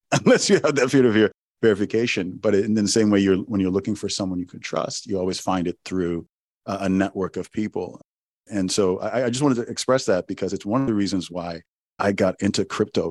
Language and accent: English; Owerri, Imo, Nigeria; my my hometown in Owerri, Nigeria